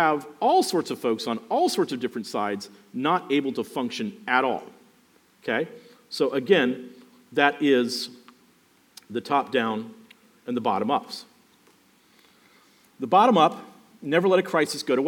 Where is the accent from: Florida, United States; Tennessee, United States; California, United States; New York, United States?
Florida, United States; Miami; I grew up basically around Cayo Ocho and Northwest 2nd Street.